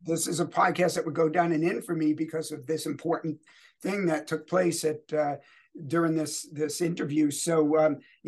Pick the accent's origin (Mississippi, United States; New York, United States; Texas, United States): New York, United States; New York City; also born or lived in Bronx, New York City; I was born in the Bronx. Never lived there. I lived in Queens, both New York City, but two different boroughs